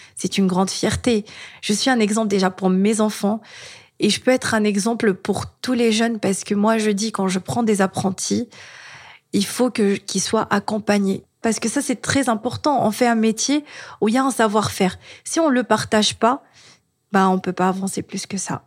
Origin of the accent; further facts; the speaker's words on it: Tunisia; moved away; je suis tunisienne